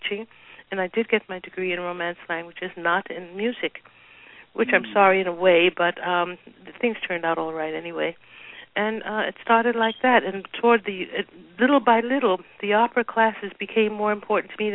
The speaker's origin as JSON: {"language": "English", "town": "New York City", "region": "New York", "country": "United States", "tie": "born or raised there", "said": "growing up in Harlem 25 years ago"}